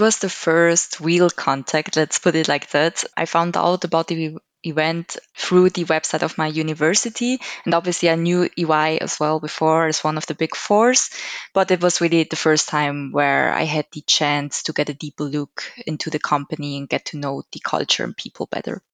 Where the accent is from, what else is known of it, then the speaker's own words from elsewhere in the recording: Switzerland; I'm also born and raised in Switzerland